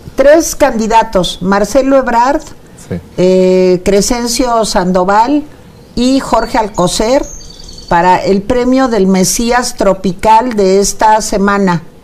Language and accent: Spanish; Venezuela